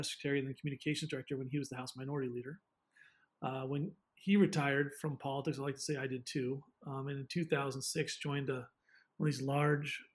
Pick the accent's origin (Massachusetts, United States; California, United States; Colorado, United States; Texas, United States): Massachusetts, United States; Western; I was born in Massachusetts and grew up there